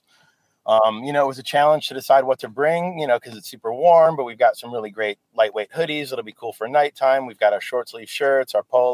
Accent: Michigan, United States; moved away; I'm from the Michigan, so Midwest was like my run.

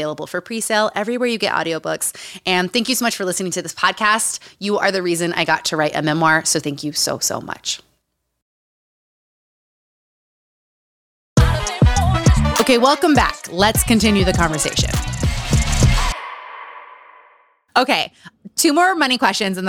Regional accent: Utah, United States; Growing up in Utah

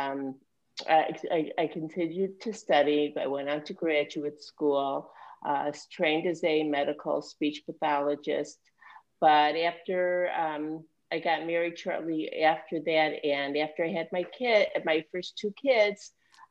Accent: Chicago, Illinois, United States; moved away as an adult; also born or lived in New York; I was born and raised in Chicago.

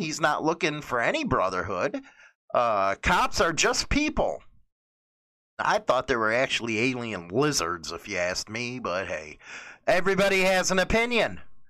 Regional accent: New York City, New York, United States; I'm from New York City.

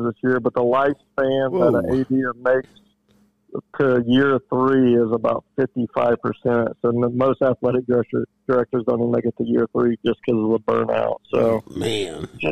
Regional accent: Portland, Indiana, United States; I grew up in Portland in the Jay County area

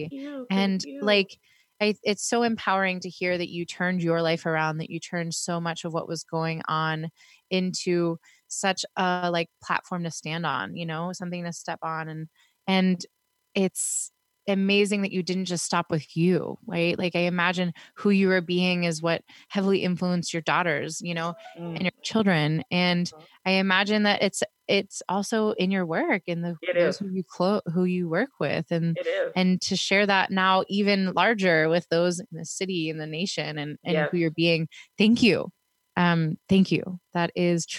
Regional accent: Pittsburgh, Pennsylvania, United States; moved away; also born or lived in Sacramento, California; I'm from Pittsburgh. I mean, back then when I lived there

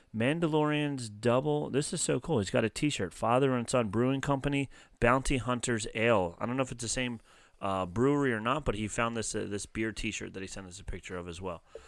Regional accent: New Jersey, United States; accent: Philly water accent; South Jersey, we have that Philly water accent

